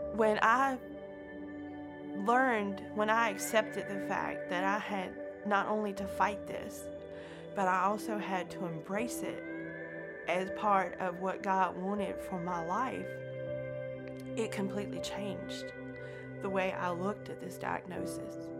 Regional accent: Danville, Virginia, United States; I grew up in Virginia, uh, born at the Danville Hospital, but we lived out in the county. We lived in a little community called Spring Garden

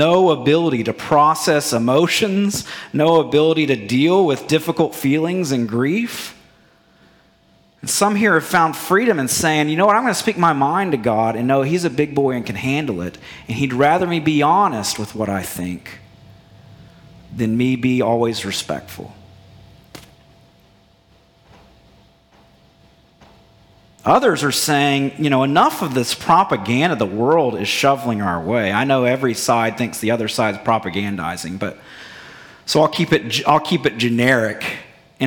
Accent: Bible Belt, Southern United States, United States; growing up in the Bible Belt

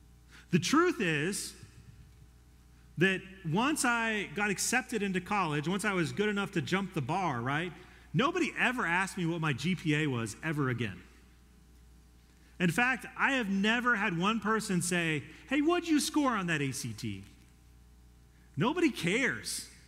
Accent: Colorado, United States; When I came here from Colorado, I was one of like three people that I knew at ACU.

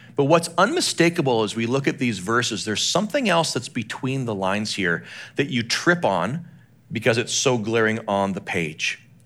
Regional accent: Calgary, Alberta, Canada; moved away; I grew up in Western Canada, a place called Calgary, Alberta.

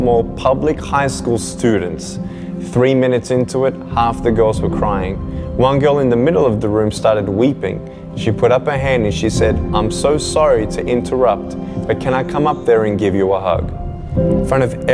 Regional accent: Melbourne, Victoria, Australia; I was born in Melbourne, Australia, 1982

